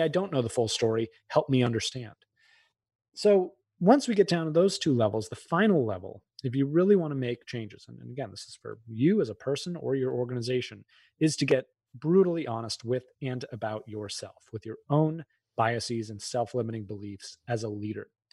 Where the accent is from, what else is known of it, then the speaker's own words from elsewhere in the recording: outside of Boston, Massachusetts, United States; I grew up outside of Boston